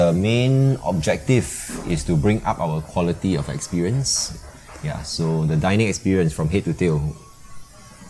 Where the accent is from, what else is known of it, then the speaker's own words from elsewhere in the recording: Singapore; Grew up in Singapore, never lived abroad